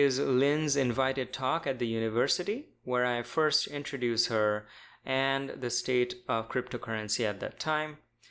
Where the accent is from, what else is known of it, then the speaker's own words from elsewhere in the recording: India; now in Austin, United States; my home country of India